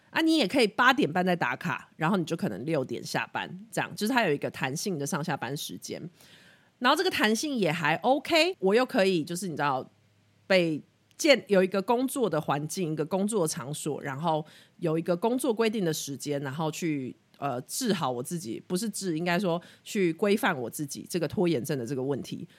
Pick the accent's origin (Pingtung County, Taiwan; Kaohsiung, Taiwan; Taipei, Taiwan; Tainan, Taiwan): Pingtung County, Taiwan; also born or lived in Australia; 我在二零一八年底回来，年底回来，然后我是屏东人，所以那个时候一回到台湾就先回屏东住